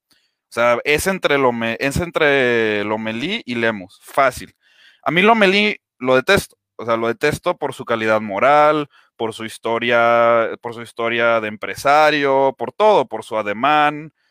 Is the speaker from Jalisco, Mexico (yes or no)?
yes; Guadalajara, Jalisco, Mexico; yo soy de Guadalajara, vivo en, el municipio de Guadalajara